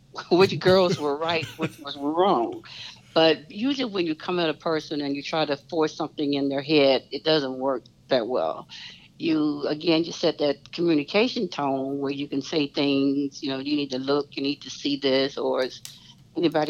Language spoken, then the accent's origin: English; Memphis, Tennessee, United States; I'm from Memphis. So Memphis was a pretty predominantly black city.